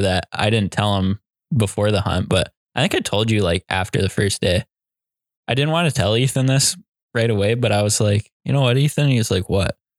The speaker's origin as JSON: {"language": "English", "region": "Iowa", "country": "United States", "said": "we're from Iowa"}